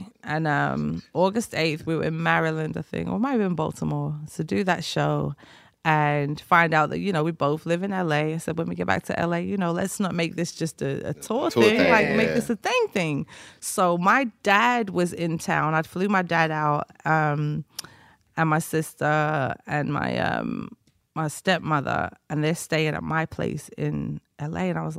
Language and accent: English; Liverpool, North West England, United Kingdom; and well, I'm from Liverpool, so Liverpool LFC.